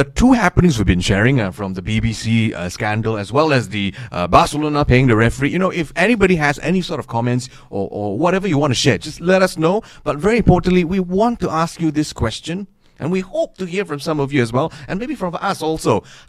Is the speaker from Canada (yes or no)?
no; Singapore; I am Singaporean represent.